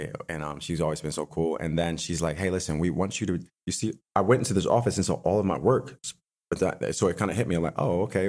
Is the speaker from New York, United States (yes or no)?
yes; Buffalo, New York, United States; also born or lived in West Hollywood / Hancock Park; now in Los Angeles, United States; I grew up in Buffalo, New York